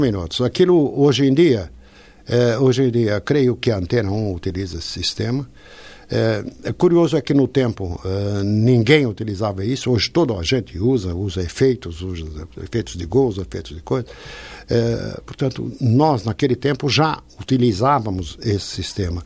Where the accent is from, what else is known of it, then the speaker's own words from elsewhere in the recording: São Paulo, Brazil; accent: Brazilian; moved away as an adult; also born or lived in Portugal / Lisbon; now in Porto, Portugal; Eu fui para o Brasil, eu não tinha três anos ainda. Tinha dois anos de idade.